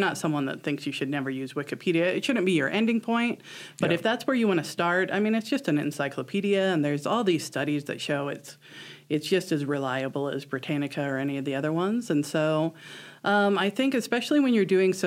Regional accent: Omaha, Nebraska, United States; moved away as an adult; now in Chadron, United States; I grew up in Omaha, and I went to UNL for a few years

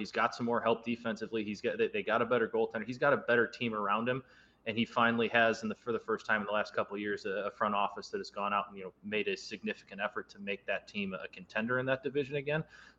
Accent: Chicago, Illinois, United States; I'm being from Chicago, being a Blackhawks fan

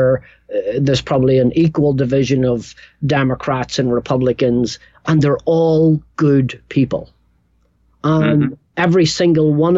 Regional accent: Northern Ireland, United Kingdom; also born or lived in England; now in New York, United States; I grew up in Northern Ireland

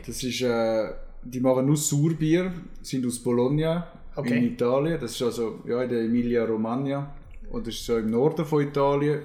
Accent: Zürcher Unterland, Zurich, Switzerland; als Zürcher Unterländer

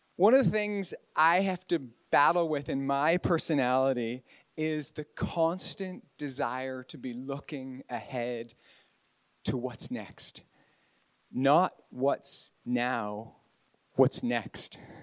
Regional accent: Canada; moved away as an adult; also born or lived in Northern Ireland; now in Ballynahinch, United Kingdom; I'm from God's other country, Canada. But I've been in I've been on this side of the Atlantic and mostly in the north of Ireland since 2000 for 23 years

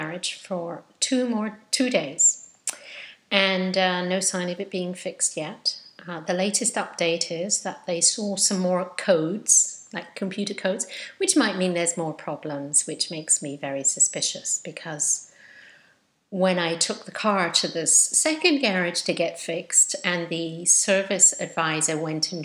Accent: England, United Kingdom; now in United States; being English and having this constant feeling that I'm in a different country

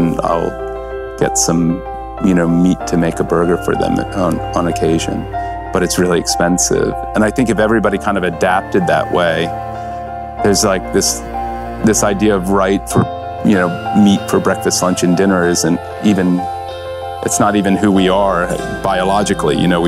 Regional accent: Virginia, United States; when I grew up in Virginia

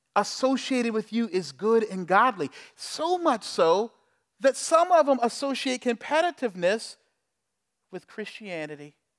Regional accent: Charleston, South Carolina, United States; I'm from Charleston, South Carolina. I know a lot because you had to learn it in school about slavery and Civil War and everything else. On our school trips, we'd go to the plantations

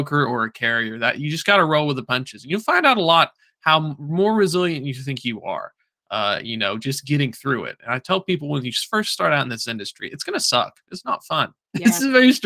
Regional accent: Chattanooga, Tennessee, United States; I'm from Chattanooga

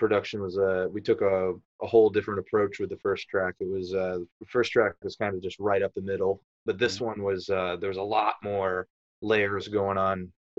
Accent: New Hampshire, United States; I'm from New Hampshire.

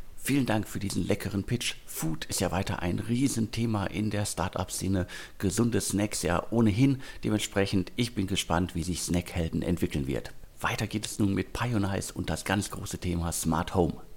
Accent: Ruhr area, North Rhine-Westphalia, Germany; im Ruhrgebiet, also meiner Heimatregion

